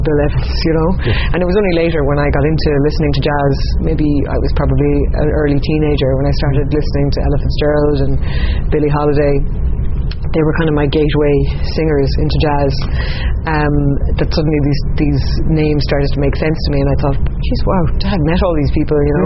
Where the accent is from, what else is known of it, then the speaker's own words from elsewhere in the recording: Ennis, Munster, Ireland; also born or lived in East County Clare; I grew up in Ennis in County Clare